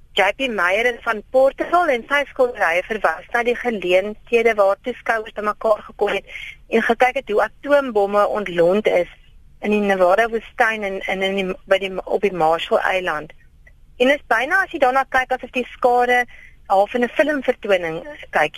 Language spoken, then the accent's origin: Afrikaans; Karoo, South Africa; Karoo lams curry wat dan nou ook praat van my werk in die wêreld waar ek vandaan kom